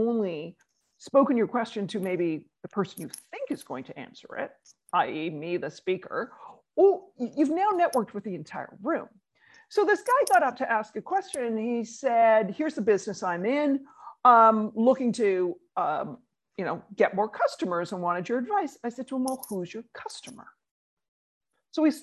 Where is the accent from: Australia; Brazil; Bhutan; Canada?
Canada; moved away as an adult; now in New York, United States; being Canadian